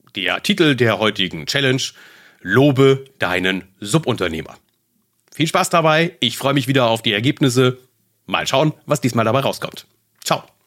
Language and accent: German; Germany; bei uns in Deutschland